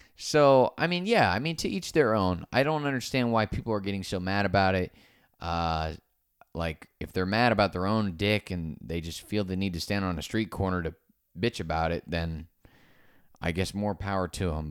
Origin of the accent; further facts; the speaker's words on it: Naples, Florida, United States; I'm from Naples, Florida.